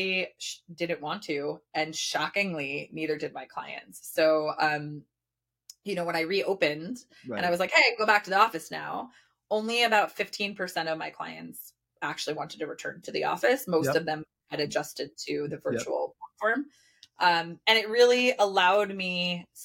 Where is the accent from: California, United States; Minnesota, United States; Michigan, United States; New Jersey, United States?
New Jersey, United States; moved away as an adult; also born or lived in New York City, United States; I grew up in Jersey, dirty Jersey, represent.